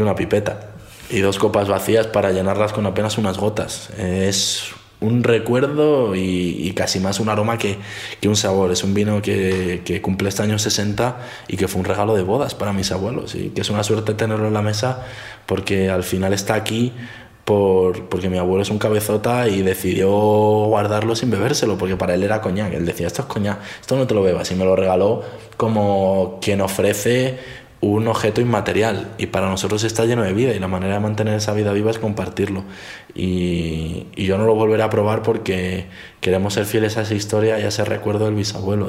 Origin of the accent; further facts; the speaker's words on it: Alto Alberche valley, Castile and León, Spain; las montañas donde está mi pueblo